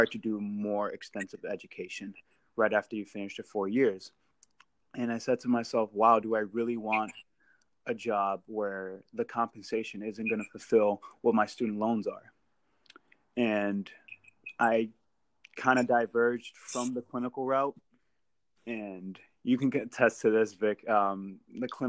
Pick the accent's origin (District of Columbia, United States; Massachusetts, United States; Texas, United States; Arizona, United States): Massachusetts, United States; Merrimack Valley; growing up in the Merrimack Valley, everyone knows what Merrimack College is.